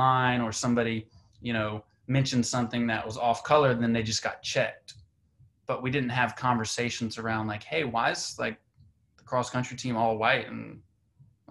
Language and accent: English; Central Georgia, United States; now in New York City, United States; I grew up in Central Georgia, very different environment compared to New York City